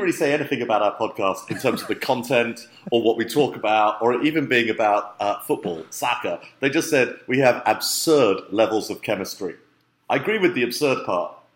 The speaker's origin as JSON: {"language": "English", "region": "London", "country": "United Kingdom", "tie": "born or raised there", "said": "it's where I grew up in London."}